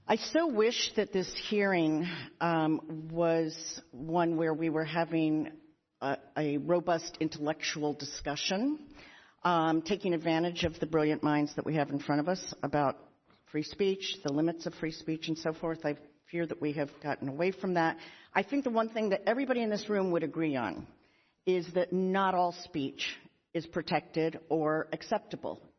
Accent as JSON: {"language": "English", "region": "Pennsylvania", "country": "United States", "said": "President Magill from my home state of Pennsylvania."}